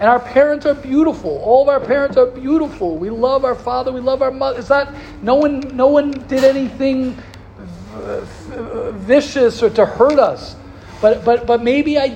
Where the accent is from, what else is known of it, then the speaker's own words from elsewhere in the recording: United States; I'm an American